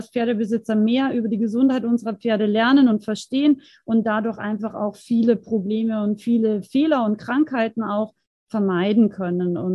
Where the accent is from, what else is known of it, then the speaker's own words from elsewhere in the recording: Austria; now in Germany; Ich komme ursprünglich aus Österreich, ähm, lebe aber schon sehr, sehr lange im schönen Bayern.